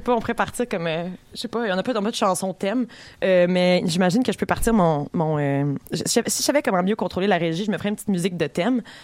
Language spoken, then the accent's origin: French; Saint-Lambert, Quebec, Canada; Je viens de Saint-Lambert